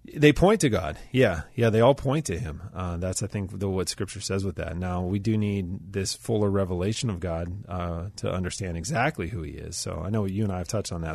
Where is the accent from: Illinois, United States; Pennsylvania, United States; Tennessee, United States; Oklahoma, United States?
Pennsylvania, United States; Pittsburgh; I'm from Pittsburgh. I've lived here most of my life